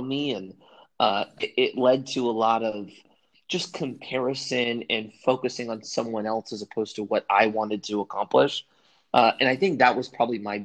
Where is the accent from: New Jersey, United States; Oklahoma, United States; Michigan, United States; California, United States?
California, United States; Southern; I grew up in Southern California